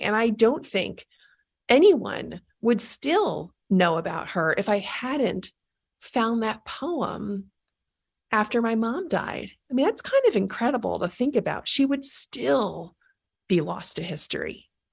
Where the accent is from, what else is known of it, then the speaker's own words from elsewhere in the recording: New York, United States; I'm from New York, and I grew up in the Bronx